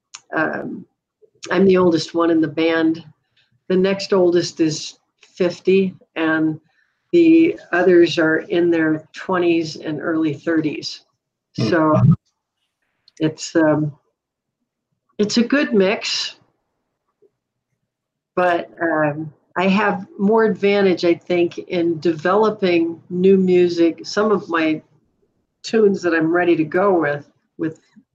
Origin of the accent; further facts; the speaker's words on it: Duluth, Minnesota, United States; I grew up in Duluth